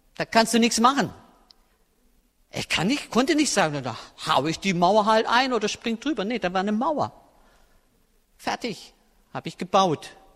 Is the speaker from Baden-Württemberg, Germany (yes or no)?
yes; Swabian Jura, Baden-Württemberg, Germany; moved away as an adult; now in Berlin, Germany; ich habe eine Heimat auf der Erde, das ist die Schwäbische Alb. Und da sind wirklich meine Wurzeln, wirklich. Da ist meine Familie, meine Verwandtschaft. Da bin ich aufgewachsen